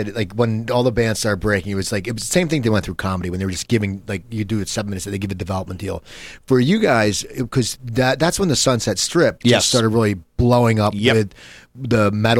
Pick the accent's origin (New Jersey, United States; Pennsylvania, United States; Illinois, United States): New Jersey, United States; moved away as an adult; now in Los Angeles, United States; growing up in New Jersey